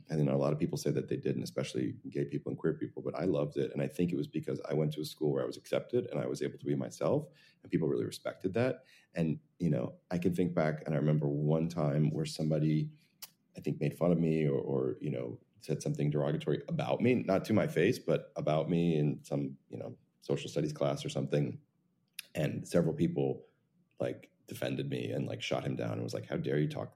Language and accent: English; New Jersey, United States; I grew up in New Jersey